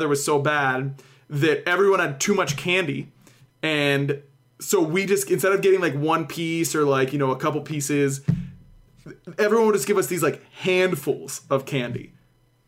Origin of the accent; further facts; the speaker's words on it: Pittsburgh, Pennsylvania, United States; I grew up in Pittsburgh